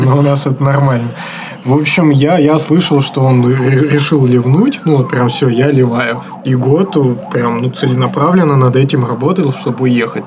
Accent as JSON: {"language": "Russian", "town": "Surgut", "region": "Khanty-Mansi Autonomous Okrug", "country": "Russia", "tie": "born or raised there", "said": "а я из Сургута"}